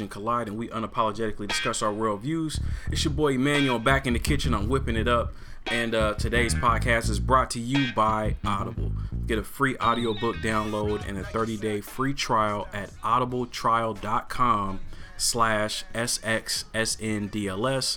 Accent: Portland, Oregon, United States; I'm born and raised in Portland, bro.

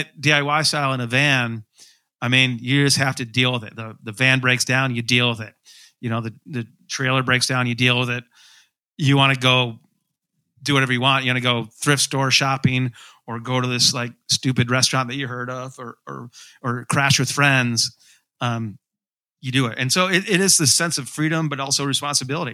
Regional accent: Grand Rapids, Michigan, United States; I grew up in Grand Rapids

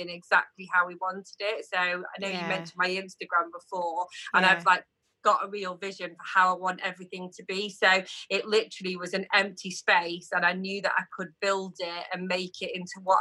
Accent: New Mills, East Midlands, United Kingdom; where we grew up in New Mills

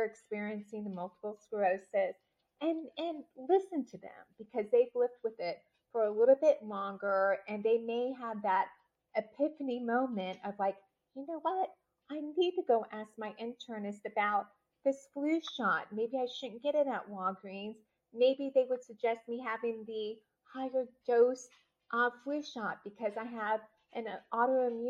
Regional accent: Tampa, Florida, United States; also born or lived in St. Petersburg, Florida; from Tampa. So yeah. I was born in the St. Petersburg area. And Tamara and I finished our high school years in the Tampa Bay area

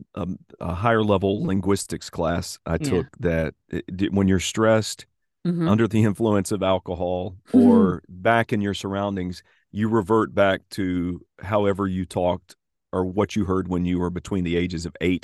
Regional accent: the South, United States; accent: Southern; So, I enjoy kind of reverting to the version of me before I tried to lose my Southern accent, which is subtle Southern.

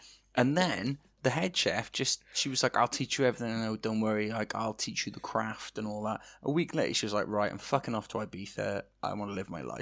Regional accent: Wales, United Kingdom; We're Welsh.

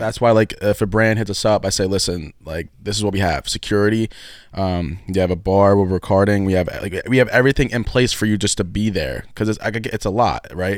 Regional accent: Philadelphia, Pennsylvania, United States; I grew up in Northeast, Northeast Philly

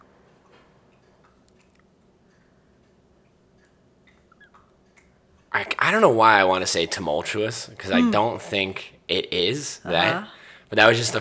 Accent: Cedar Park, Texas, United States; also born or lived in Austin, Texas; I grew up in Cedar Park

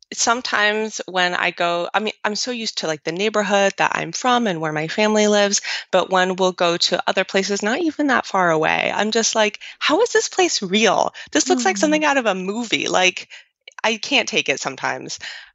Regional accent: Romandy, Switzerland; So I'm actually from the French. So nice and confusing as well. Switzerland has like three areas, Italian, French, and German. I'm from the French part

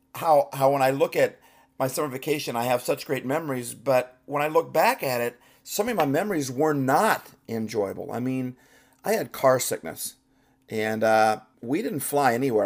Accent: Midwest, United States; now in Pacific Northwest, United States; I grew up in the Midwest

